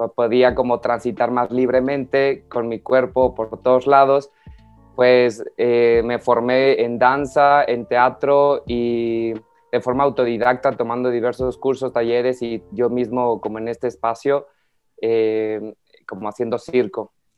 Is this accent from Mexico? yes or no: yes; Mexico; soy un acróbate mexicano